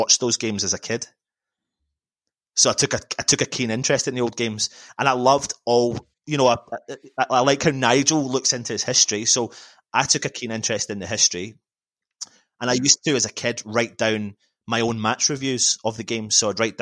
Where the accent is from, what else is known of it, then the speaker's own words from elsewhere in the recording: Scotland, United Kingdom; accent: Scottish; Scotland where we live